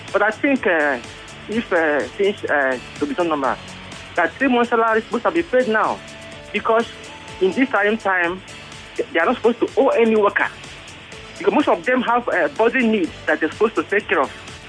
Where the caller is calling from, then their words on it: Ojo, Lagos, Nigeria; I am calling from Ojo.